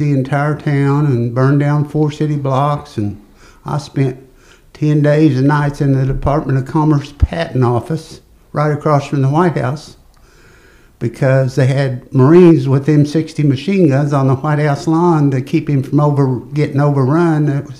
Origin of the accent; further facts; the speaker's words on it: Guthrie, Oklahoma, United States; I'm going to be 74 in about a month, and I was born in Guthrie, and I've lived here my entire life. I did go to the service for a couple of years, but other than that, I always tell people it's the best place I ever lived.